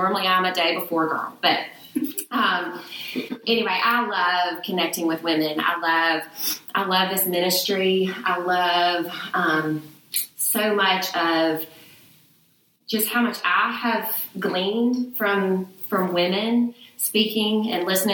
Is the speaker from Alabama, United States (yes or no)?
yes; Birmingham, Alabama, United States; moved away as an adult; also born or lived in Oxford, Mississippi; now in Mississippi, United States; I'm a Birmingham girl. I grew up in Birmingham.